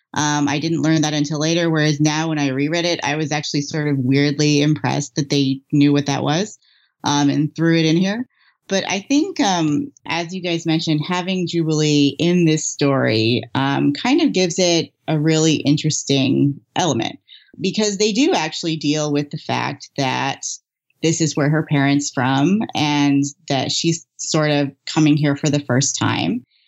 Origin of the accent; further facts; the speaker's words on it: United States; I am the third generation of Japanese American family born here